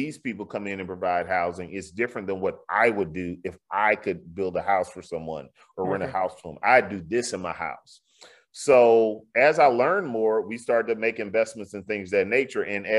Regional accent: the South, United States; you know, in Houston, you know, I'm from the South.

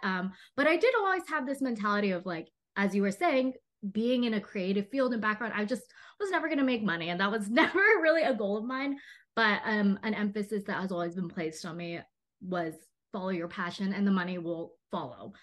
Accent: Texas, United States; now in Los Angeles, United States; I grew up in Texas

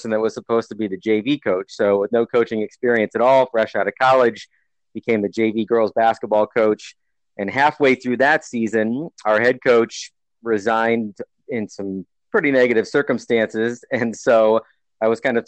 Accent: Eastern Iowa, United States; I grew up in Eastern Iowa, where I currently live now

